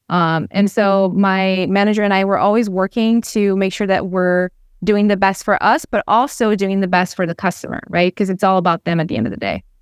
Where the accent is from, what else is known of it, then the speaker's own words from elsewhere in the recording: Brazil; I'm from Brazil